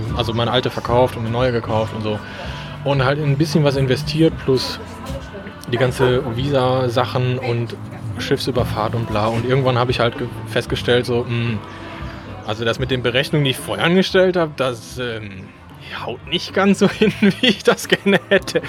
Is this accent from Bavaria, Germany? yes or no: no; Krefeld, North Rhine-Westphalia, Germany; Krefel natürlich, da wo ich herkomme